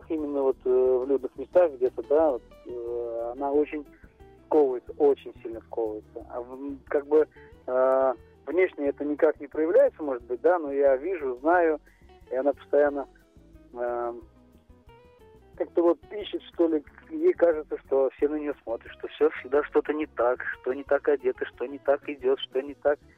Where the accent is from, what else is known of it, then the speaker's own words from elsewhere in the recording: Ufa, Bashkortostan, Russia; Я из Уфы.